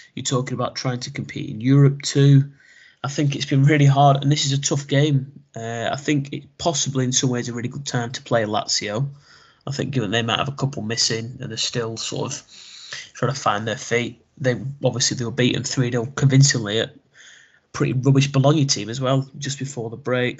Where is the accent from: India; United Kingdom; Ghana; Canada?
United Kingdom; England; as an English football fan